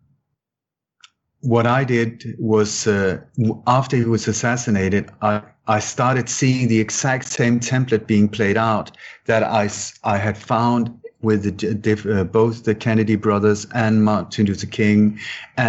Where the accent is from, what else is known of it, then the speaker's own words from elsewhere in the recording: Sweden; also born or lived in Denmark; I was born in Denmark, but I grew up in Sweden